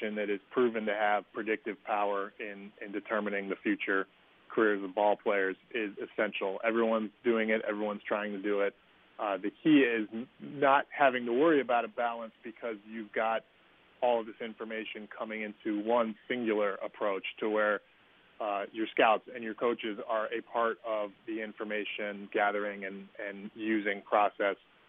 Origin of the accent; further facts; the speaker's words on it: Northern Virginia, United States; moved away as an adult; also born or lived in St. Louis / Houston; now in Baltimore, United States; when you were a kid growing up in Northern Virginia. And I was growing up in the 80s and 90s